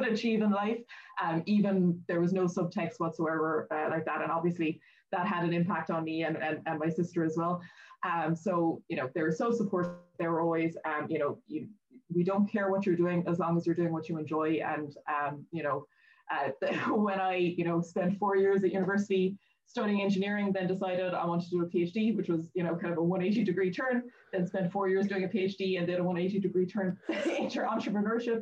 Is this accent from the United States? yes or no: no; Kanturk, Munster, Ireland; also born or lived in Dublin; I was actually born in Dublin and lived there for a while as a child. But yeah, I'm from Kanturk in North Cork